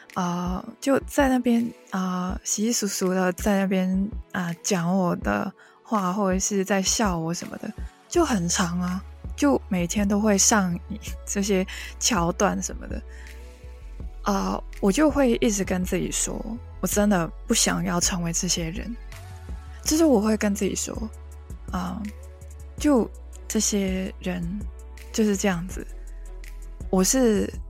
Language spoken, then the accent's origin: Chinese; Hong Kong; first language Cantonese; Chinese is a second language; 来自香港的